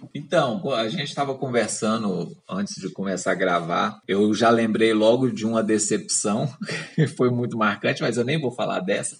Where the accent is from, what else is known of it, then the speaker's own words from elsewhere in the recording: Minas Gerais, Brazil; eu sou de Minas Gerais